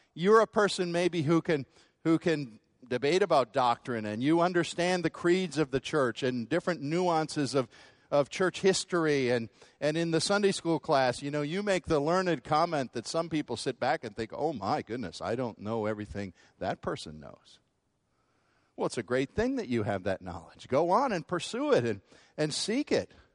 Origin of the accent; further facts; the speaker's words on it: United States; American Christians